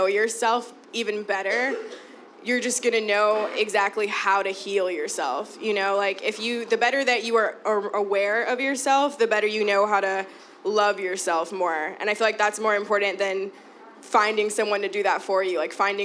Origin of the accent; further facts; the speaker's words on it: Chicago, Illinois, United States; I'm born and raised here. I've always lived in the city. I was born in Bronzeville, but I moved to Humboldt Park when I was about, like, 9, so I pretty much was raised there.